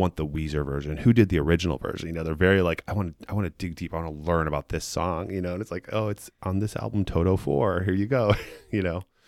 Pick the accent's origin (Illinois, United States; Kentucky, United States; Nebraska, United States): Illinois, United States; Chicago; moved away as an adult; also born or lived in San Francisco / Alameda; I am from Chicago. I grew up, um, on the far northwest side in Edison Park